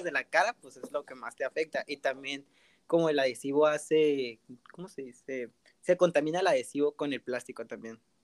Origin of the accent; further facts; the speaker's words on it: Tijuana, Baja California, Mexico; soy del estado de Baja California, eh, del municipio de Tijuana